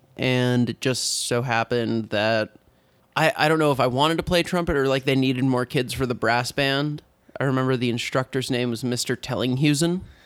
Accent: San Diego, California, United States; moved away as an adult; also born or lived in Oregon; now in Portland, United States; I'm originally from San Diego, California

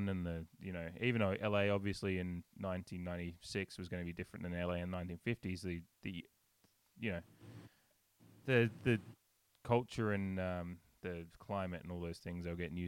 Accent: Australia; moved away; I'm Australian

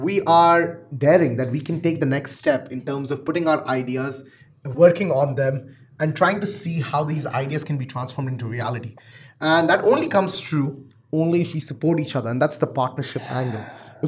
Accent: Canada; And I'm very proud to be a Canadian entrepreneur.

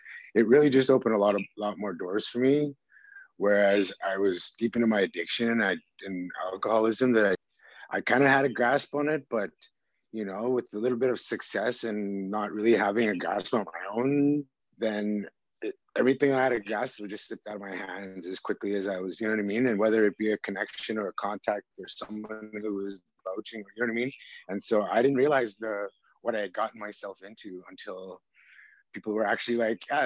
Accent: Maskwacis, Alberta, Canada; I'm from Muscogee, Alberta, Samson Cree Nation

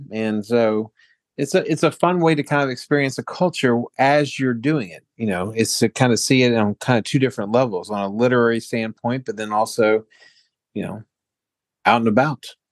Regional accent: Baltimore, Maryland, United States; moved away as an adult; now in Lucca, Italy; Baltimore, uh, my hometown

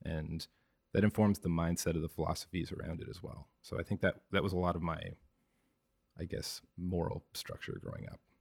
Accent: Victoria, British Columbia, Canada; moved away as an adult; also born or lived in Toronto; now in Vancouver, Canada; I was born and raised in Victoria

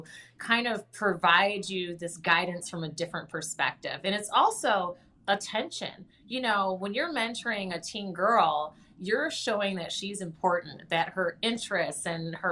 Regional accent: Lansing, Michigan, United States; I grew up there in Lansing

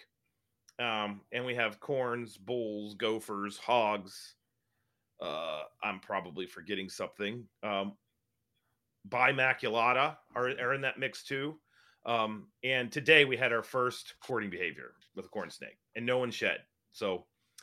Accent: West Virginia, United States; I'm from West Virginia

